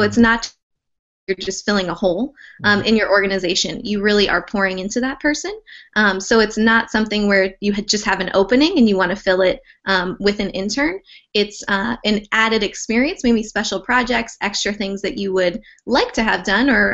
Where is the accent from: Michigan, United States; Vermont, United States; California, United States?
California, United States; Southern; moved away as an adult; now in New Jersey, United States; I was born and raised in Southern California